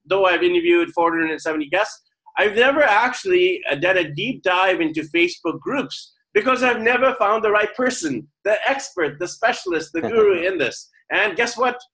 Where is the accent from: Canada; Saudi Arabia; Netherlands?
Canada; Vancouver, British Columbia; now in Manila, Philippines; my hometown of Vancouver, BC, Canada